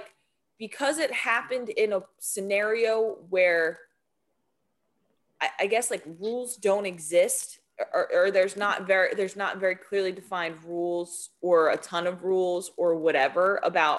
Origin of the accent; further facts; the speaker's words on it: New Jersey, United States; I grew up in South Jersey